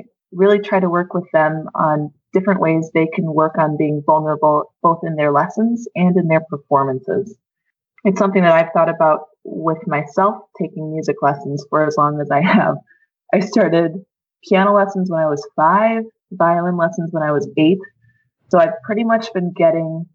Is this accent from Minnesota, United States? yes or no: yes; Minnesota, United States; moved away as an adult; also born or lived in Wisconsin; now in Edmonton, Canada; I'm an American. I grew up in Minnesota.